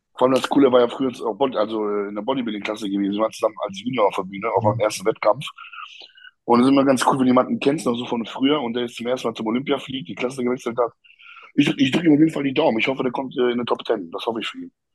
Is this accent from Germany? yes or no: no; Poland; moved away; bei uns in Polen